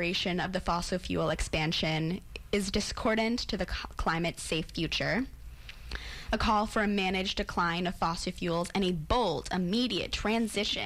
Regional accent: United States; as an American

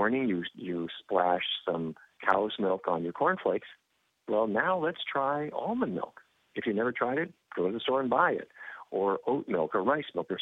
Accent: North Dakota, United States; I grew up in North Dakota and the middle of cattle country.

